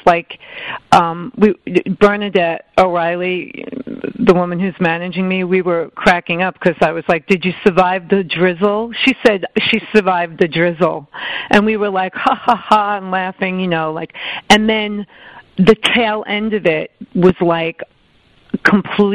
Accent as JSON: {"language": "English", "town": "Island Park", "region": "New York", "country": "United States", "tie": "born or raised there", "moved": "as an adult", "lives_now": "New York City, United States", "said": "I grew up in Long Island, New York, in a town that sort of sits right next to Long Beach. It's called Island Park."}